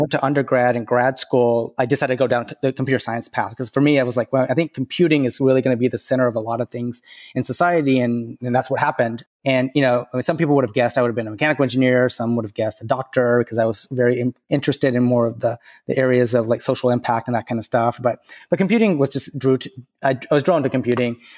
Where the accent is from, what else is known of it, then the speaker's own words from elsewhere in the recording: the South, United States; I grew up in the South